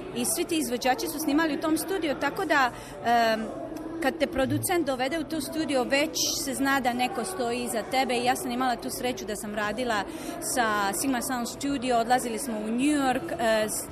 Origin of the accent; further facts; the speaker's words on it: Trogir, Split-Dalmatia County, Croatia; also born or lived in Zagreb, Croatia; now in Philadelphia, United States; kad sam ja iz Trogira, jedne male sredine, recimo i glazbene sredine, došla u Zagreb